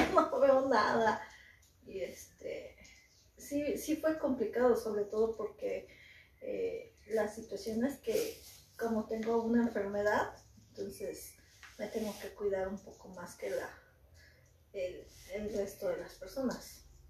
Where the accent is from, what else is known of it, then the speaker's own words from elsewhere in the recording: Mexico; somos mexicanos, somos guerreros, este, guerreros aztecas, nuestra sangre es muy fuerte